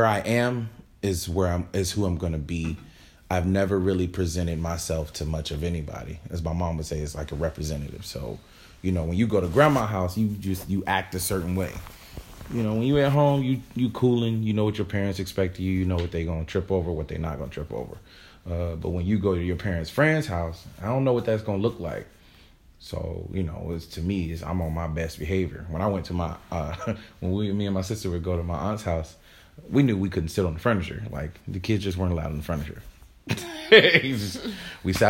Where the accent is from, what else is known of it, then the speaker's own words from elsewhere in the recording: North Carolina, United States; growing up in North Carolina